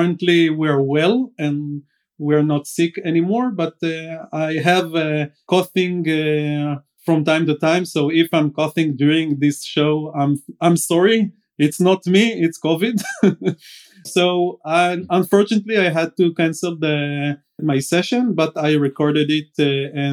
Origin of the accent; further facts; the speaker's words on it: Israel; I'm coming from Israel like Dan